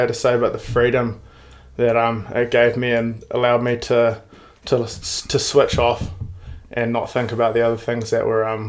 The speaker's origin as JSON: {"language": "English", "region": "Auckland", "country": "New Zealand", "said": "From the North Shore of Auckland."}